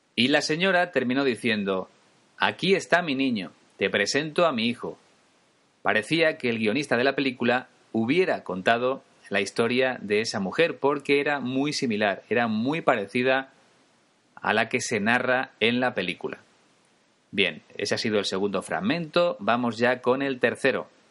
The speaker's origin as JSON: {"language": "Spanish", "country": "Spain", "said": "Yo soy español, es mi caso, y voy a seguir siéndolo siempre"}